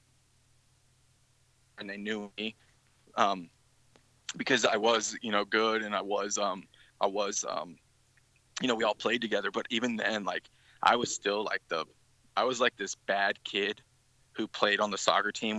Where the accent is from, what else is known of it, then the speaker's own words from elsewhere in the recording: Bay Area, California, United States; now in St. Petersburg, United States; I'm from the Bay Area in California